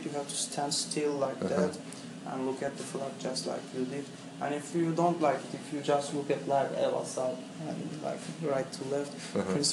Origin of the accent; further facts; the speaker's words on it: Turkey; first language Turkish; English is a second language; I'm Turkish, because it's like where I live, my mother language, my native language, and Turkey gave me my education